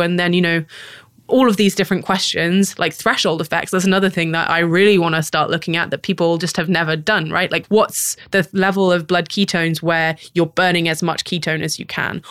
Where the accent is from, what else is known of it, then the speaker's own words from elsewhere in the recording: United Kingdom; moved away as an adult; now in San Francisco, United States; a British person who grew up